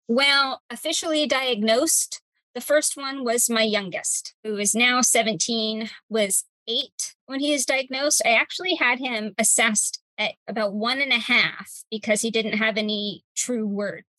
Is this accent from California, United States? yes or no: yes; Cypress, California, United States; I am a native of my hometown, Cypress, California, still live here.